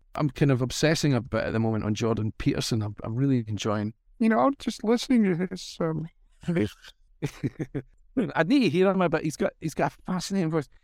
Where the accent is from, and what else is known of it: Glasgow, Scotland, United Kingdom; born or raised there; accent: Scottish